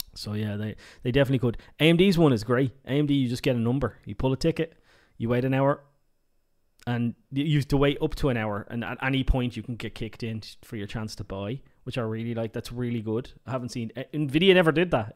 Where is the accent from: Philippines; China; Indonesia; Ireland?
Ireland; I'm Irish